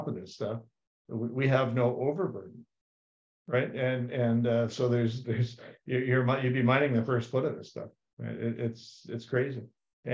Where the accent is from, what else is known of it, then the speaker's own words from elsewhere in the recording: Terrace Bay, Ontario, Canada; growing up in Terrace Bay, Ontario as a kid